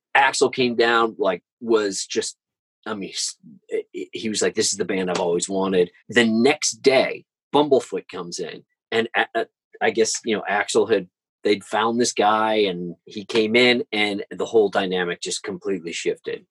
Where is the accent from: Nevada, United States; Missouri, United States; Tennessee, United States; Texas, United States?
Missouri, United States; St. Louis; I'm from St. Louis